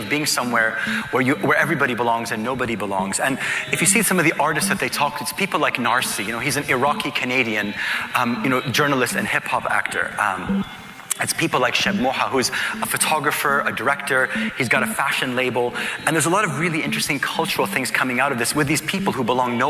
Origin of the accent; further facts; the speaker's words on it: Kuwait; also born or lived in United Arab Emirates / Palestine / Lebanon; now in Dubai, United Arab Emirates; when I grew up as a child, as a Palestinian and as a Lebanese, we grew up in Kuwait